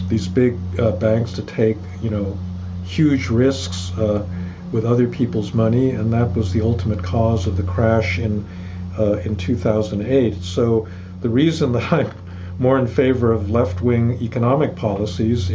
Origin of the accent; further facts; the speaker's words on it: United States; proud to be an American